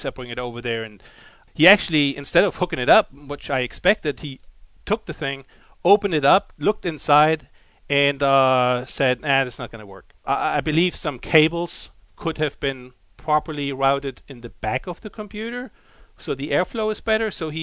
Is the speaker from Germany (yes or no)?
yes; Germany; accent: German; English is a second language; moved away; my German accent